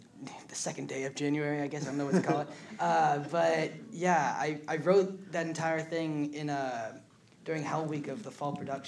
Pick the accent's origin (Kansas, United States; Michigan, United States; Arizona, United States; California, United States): California, United States; Northern; There's no forest in my town because I'm from Northern California.